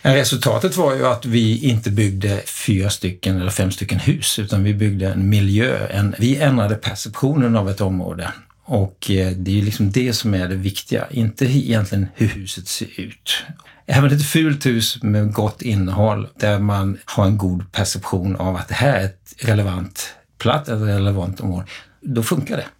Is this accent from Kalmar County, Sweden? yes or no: yes; Kalmar, Kalmar County, Sweden; Jag kommer från Kalmar själv